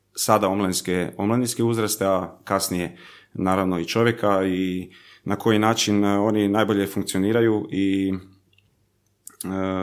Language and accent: Croatian; Zagreb, City of Zagreb, Croatia; accent: mix of Zagreb accent and relaxed Croatian; moved away as an adult; also born or lived in Germany; desi mi se nekad jednostavno neki miks baš zagrebačkog naglaska i nekog opuštenog hrvatskog